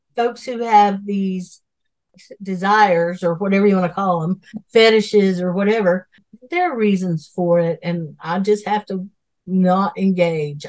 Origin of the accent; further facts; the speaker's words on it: Asheville, North Carolina, United States; I'm from Asheville